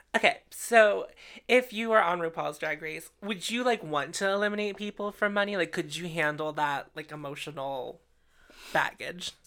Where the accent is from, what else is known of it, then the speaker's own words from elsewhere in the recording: Pittsburgh, Pennsylvania, United States; We are from Pittsburgh